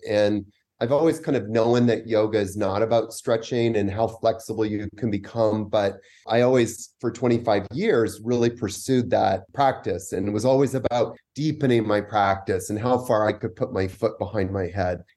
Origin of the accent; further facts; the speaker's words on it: Vancouver, British Columbia, Canada; moved away as an adult; also born or lived in New York; now in Costa Rica; I'm actually from Vancouver, Canada